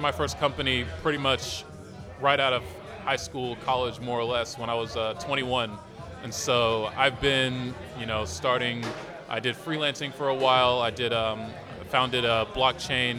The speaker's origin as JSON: {"language": "English", "region": "Massachusetts", "country": "United States", "also_born_or_lived": "Austin, Texas", "moved": "as an adult", "lives_now": "Berlin, Germany", "said": "I'm from Massachusetts. I was born in Massachusetts."}